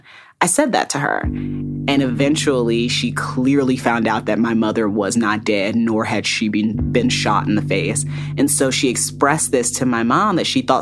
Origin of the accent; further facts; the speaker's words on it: Fort Wayne, Indiana, United States; I grew up in Fort Wayne, Indiana